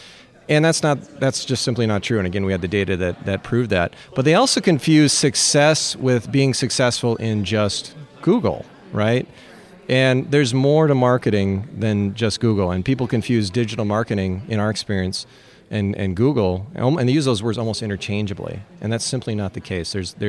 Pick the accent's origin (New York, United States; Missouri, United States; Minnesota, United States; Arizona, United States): Minnesota, United States; Yeah, so I'm from Minnesota. I need a hockey reference.